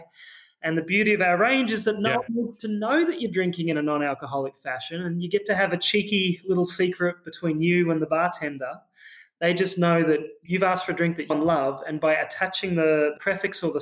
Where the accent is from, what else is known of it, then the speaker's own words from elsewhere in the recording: Australia; accent: Australian; You can probably hear in my accent, I'm an Australian founder as well.